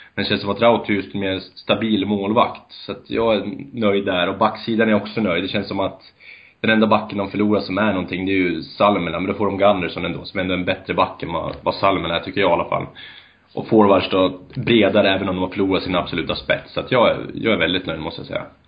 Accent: Bollnäs, Gävleborg County, Sweden; moved away; also born or lived in Örebro; Jag är ursprungligen från Bollnäs

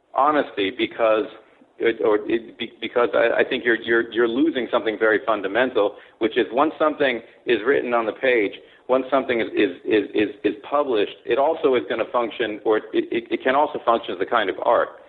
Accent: California, United States; moved away as an adult; also born or lived in Kobe, Japan / Tokyo, Japan; born in Japan, grew up in California. Went to Palisades High School

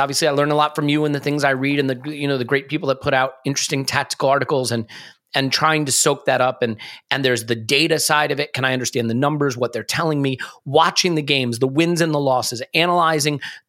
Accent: United States; as an American

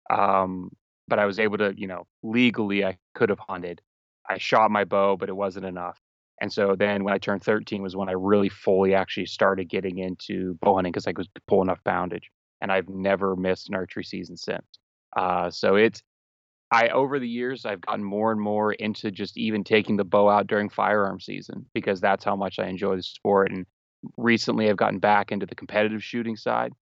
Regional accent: Central Pennsylvania, United States; I'm just your run of the mill middle school English teacher from Central Pennsylvania

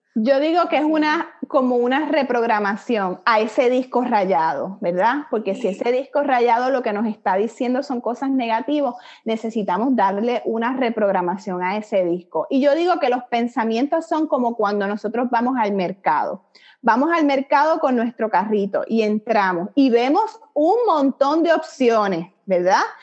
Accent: Puerto Rico; moved away as an adult; now in Miami, United States; soy puertorriqueña, nacida y criada en la isla

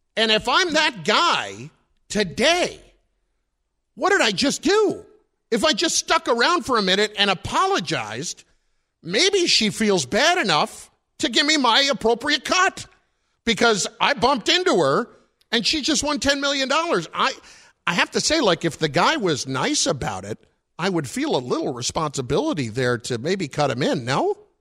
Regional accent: New Jersey, United States; I'm from Jersey

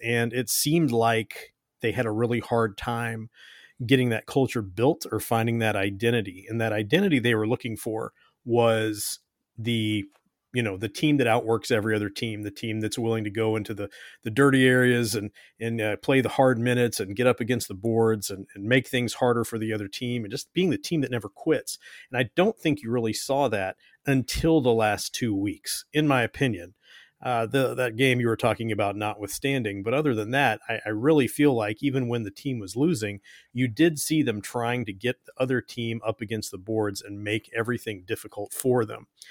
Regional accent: Kentucky, United States; I'm from Kentucky

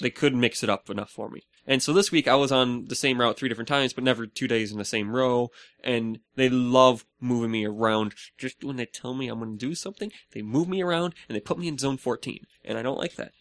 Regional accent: Minnesota, United States; we're the land of ten thousand lakes.

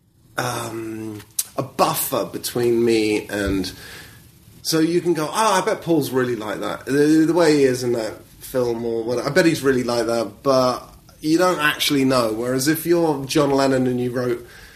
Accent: United Kingdom; accent: British; I've got a British accent

